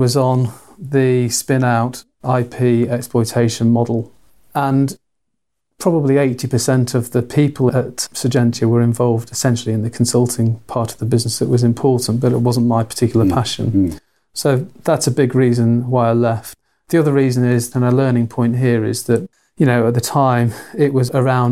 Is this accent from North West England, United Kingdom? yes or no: yes; Manchester, North West England, United Kingdom; moved away as an adult; now in Cambridge, United Kingdom; I'm Mancunian from the north of England